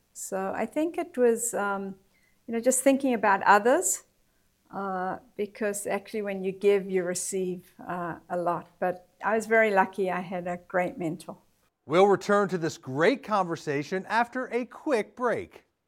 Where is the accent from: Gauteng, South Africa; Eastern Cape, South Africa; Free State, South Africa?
Gauteng, South Africa; Johannesburg; I grew up in Johannesburg, South Africa